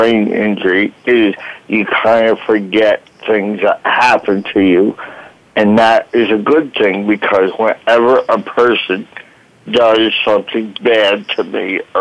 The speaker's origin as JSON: {"language": "English", "town": "Kingston", "region": "New York", "country": "United States", "tie": "born or raised there", "moved": "yes", "said": "I grew up in Kingston, New York"}